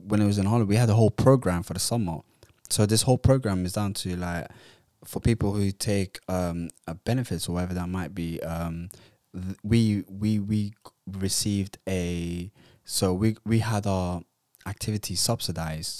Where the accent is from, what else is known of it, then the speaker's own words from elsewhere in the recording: Somalia; moved away; also born or lived in Utrecht, Netherlands / London, United Kingdom; I'm from Somalia